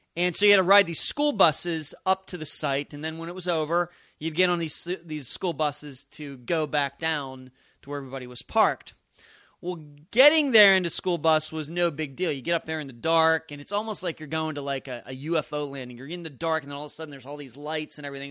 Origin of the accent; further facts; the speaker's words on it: Pennsylvania, United States; moved away as an adult; now in Las Vegas, United States; I'm from Pennsylvania